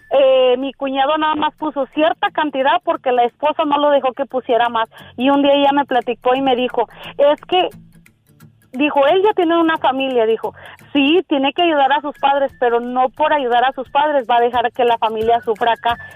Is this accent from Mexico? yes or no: yes; Puebla, Mexico; yo vivo en yo soy de Puebla.